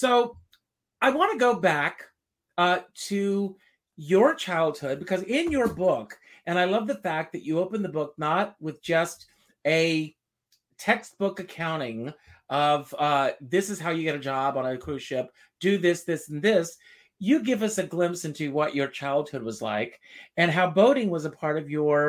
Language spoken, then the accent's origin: English; Myrtle Beach, South Carolina, United States; I was born just outside of Myrtle Beach